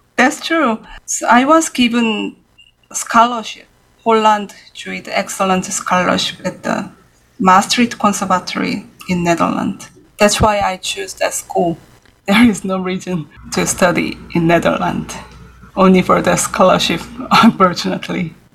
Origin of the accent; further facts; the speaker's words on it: Seoul, South Korea; moved away as an adult; now in New York City, United States; I was born in Seoul, yes, in 1983